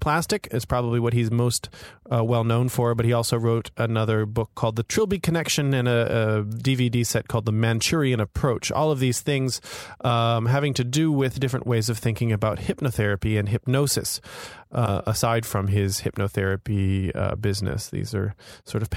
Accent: Florida, United States; also born or lived in New York; now in Hong Kong; I grew up in Florida and I now live in Hong Kong

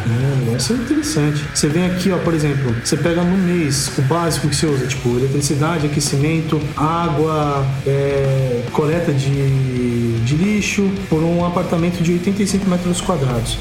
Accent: Brazil; eu sou brasileiro

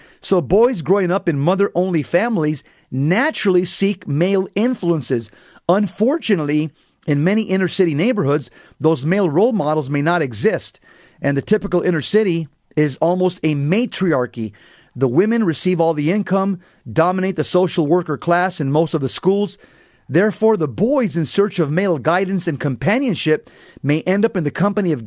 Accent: San Fernando, California, United States; I grew up in San Fer

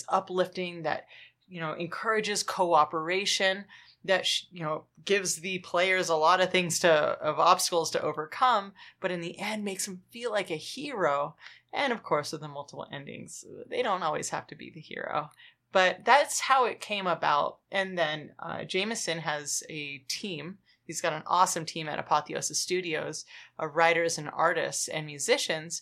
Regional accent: Los Angeles, California, United States; I'm from Los Angeles

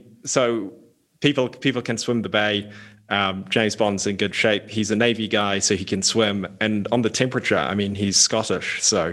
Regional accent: New Zealand; accent: New Zealand; I'm from New Zealand

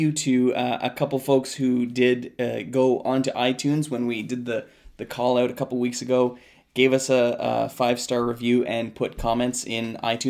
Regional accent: Canada; We're Canadian filmmakers

